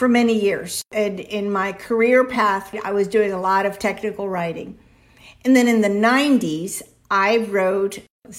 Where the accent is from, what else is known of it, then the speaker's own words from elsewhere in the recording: Miami, Florida, United States; first language Spanish; English is a second language; also born or lived in Cuba / Venezuela / Tampa, Florida; now in Florida, United States; I grew up in Miami